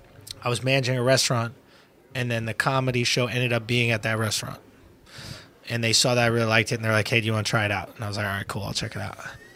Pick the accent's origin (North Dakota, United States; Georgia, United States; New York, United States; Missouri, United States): New York, United States; New York City; I grew up in Manhattan, New York City, a few blocks from here, to be honest, on Astor Place and Lafayette Street.